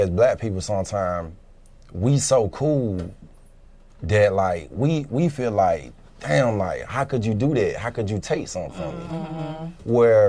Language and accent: English; Lithonia, Georgia, United States; I grew up with black people and white people. Mm-hmm. I grew up in Lithonia